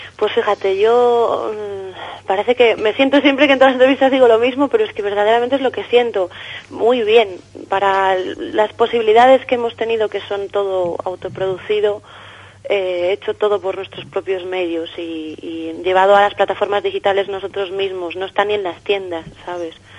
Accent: A Coruña, Galicia, Spain; moved away as an adult; now in Madrid, Spain; gallega, gallega soy de La Coruña. Lo que pasa que llevo, pues yo creo que ya son ocho años, ocho años en Madrid

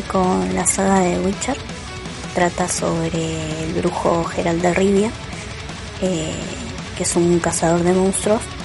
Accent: Villalonga, Buenos Aires Province, Argentina; soy de Villalonga

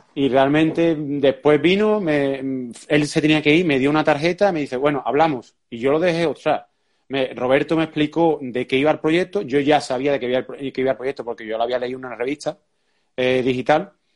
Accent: Seville, Andalusia, Spain; nosotros somos de Sevilla, en Sevilla cuando nosotros empezamos había muy poco jiu-jitsu

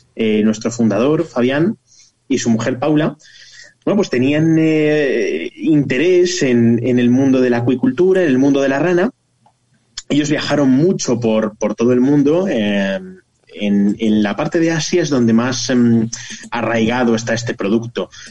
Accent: Zamora, Castile and León, Spain

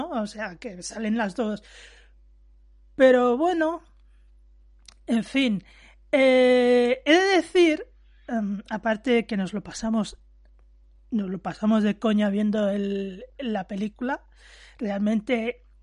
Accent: Valencia, Valencian Community, Spain; Y digo, sí, porque yo soy de Valencia

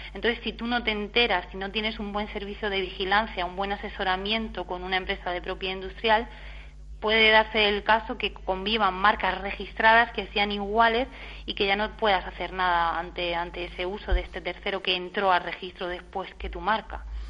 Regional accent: Region of Murcia, Spain; soy de Murcia

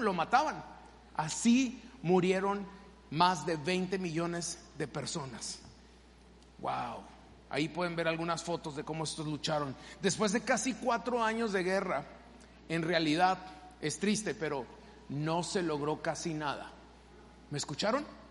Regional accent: Mexico; moved away; yo soy mexicano y obviamente siempre le voy a ir a México

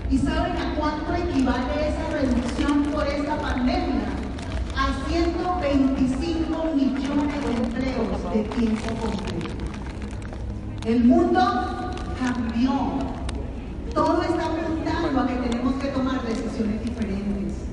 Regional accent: Venezuela; moved away; Yo como venezolana vivo esto todos los días.

